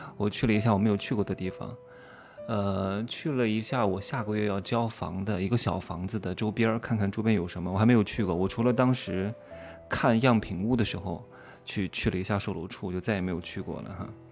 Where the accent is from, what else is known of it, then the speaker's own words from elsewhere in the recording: Wuhu, Anhui, China; moved away; 老家安徽芜湖有什么，呃，这个新百大厦，啊，精英购物广场、商之都